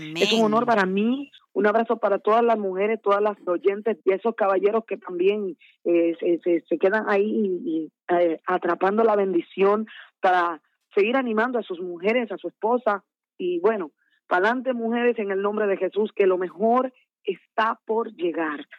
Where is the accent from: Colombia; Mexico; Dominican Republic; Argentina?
Dominican Republic; Santo Domingo, Distrito Nacional; also born or lived in San Francisco de Macorís; me crié como me trajeron los pastores aquí en Dominicana, en Santo Domingo